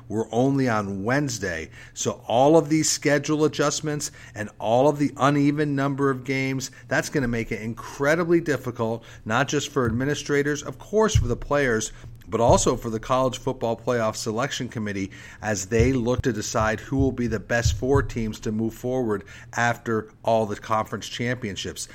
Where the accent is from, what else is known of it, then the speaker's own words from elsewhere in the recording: Vermont, United States; now in Charlotte, United States; growing up in Vermont